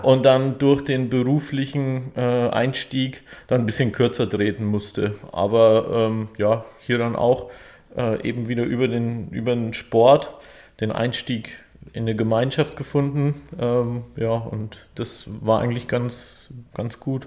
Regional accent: Auerbach in der Oberpfalz, Bavaria, Germany; moved away as an adult; also born or lived in Stuttgart / Böblingen; now in Deckenpfronn, Germany; ich komme ursprünglich aus der Nähe von Nürnberg, aus Auerbach in der Oberpfalz

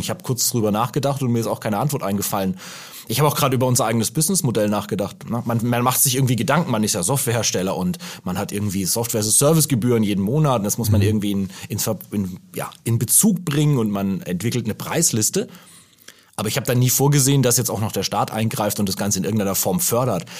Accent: Germany; als Deutscher

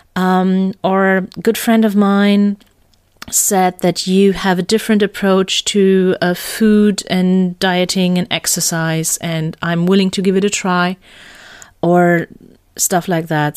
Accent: Germany; accent: German; English is a second language; my German accent.

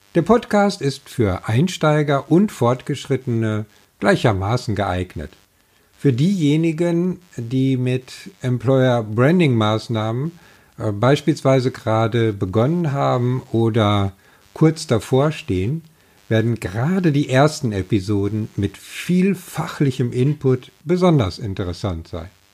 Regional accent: Ruhr area, North Rhine-Westphalia, Germany; now in Schleswig-Holstein, Germany; Auch wenn ich zugegebenermaßen ein Kind des Ruhrgebiets bin

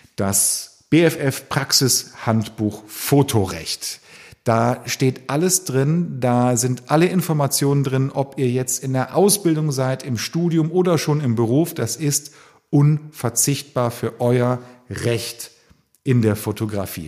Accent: Cologne, North Rhine-Westphalia, Germany; ich komme ja aus Köln

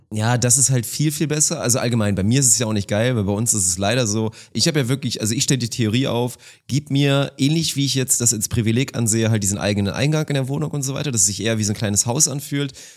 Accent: Uelzen district, Lower Saxony, Germany; moved away; im Kreis Uelzen, da wo ich aufgewachsen bin

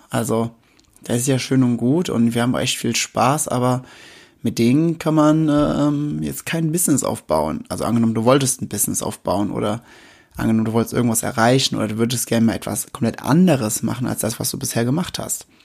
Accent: Westerwald, Germany; aber ich komme mitten aus dem Westerwald und hier sind die Dinge ein wenig anders.

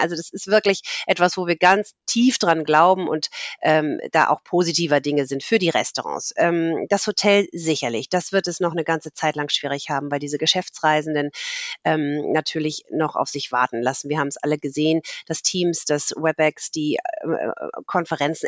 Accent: Hamburg, Germany; also born or lived in Munich / France; Ich bin in Hamburg geboren, habe hier Abitur gemacht

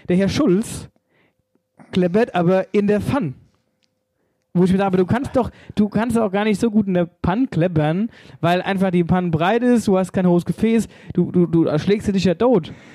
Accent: Wöllstadt, Hesse, Germany; bei uns in Wölstadt

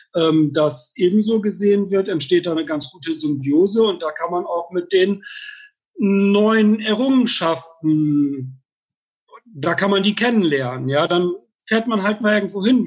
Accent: Bremerhaven, Bremen, Germany; moved away as an adult; also born or lived in Freiburg; now in Heidelberg, Germany; Also ursprünglich ähm, komme ich dann tatsächlich aus Bremerhaven, bin dort geboren, habe ähm, dort 1983 mit der Ausbildung zum Orthopädietechniker angefangen

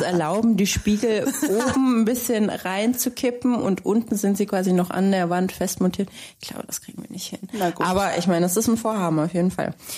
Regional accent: Baden-Württemberg, Germany; now in Cologne, Germany; ich komme selber aus Baden-Württemberg

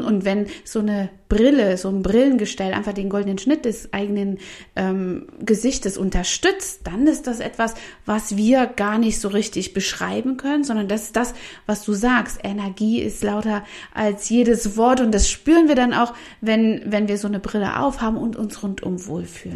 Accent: Saxony, Germany; in den ähm, Regionen, wo ich aufgewachsen bin, in Sachsen

